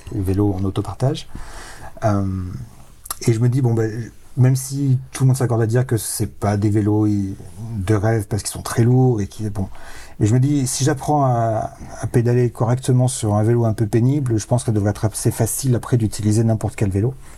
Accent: Provence-Alpes-Côte d'Azur, France; j'ai grandi dans les Hautes-Alpes

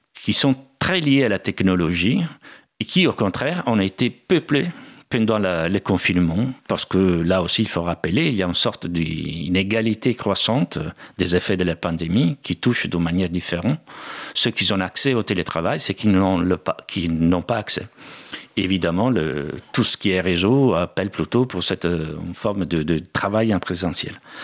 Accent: Bergamo, Lombardy, Italy; French is a second language; moved away as an adult; also born or lived in United States / Germany / England / India; now in Paris, France; Bergamo, c'est aussi ma ville natale

